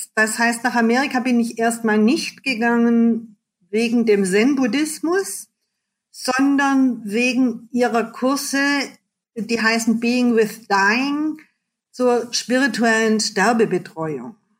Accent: Germany; als Deutsche

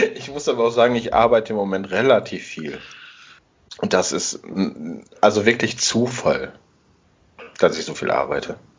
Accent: Essen, North Rhine-Westphalia, Germany; ich komme aus Altenessen

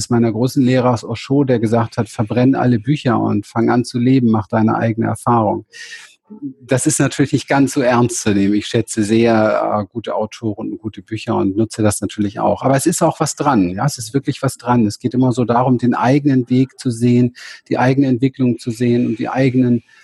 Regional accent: Berlin, Germany; Also ich bin in Berlin aufgewachsen, um Hinterhof

